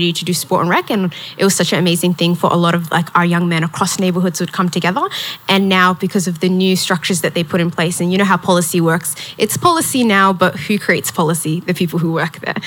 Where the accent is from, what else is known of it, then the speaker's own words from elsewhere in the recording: Melbourne, Victoria, Australia; I grew up in Carlton public housing